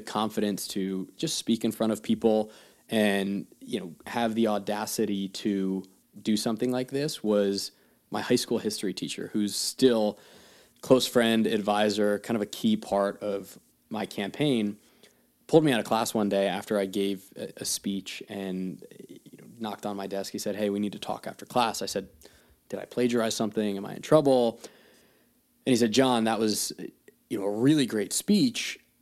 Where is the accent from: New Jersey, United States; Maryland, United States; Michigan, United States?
New Jersey, United States; moved away as an adult; also born or lived in California / North Carolina / London / New York City; my hometown, my backyard